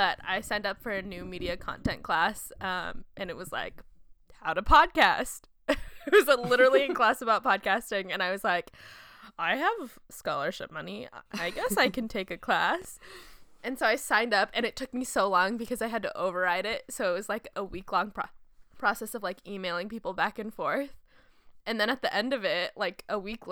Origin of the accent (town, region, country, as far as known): Southern Oregon, United States; born or raised there